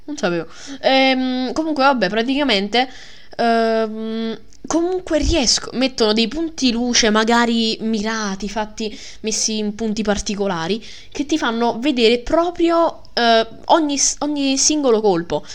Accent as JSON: {"language": "Italian", "town": "Milan", "region": "Lombardy", "country": "Italy", "said": "la mia anima da milanese"}